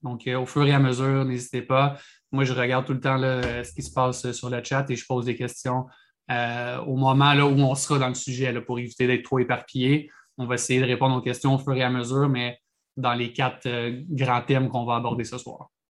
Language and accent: French; Quebec, Canada; au Québec, on fait rarement les choses comme, euh, tout le monde. on est différent du Canada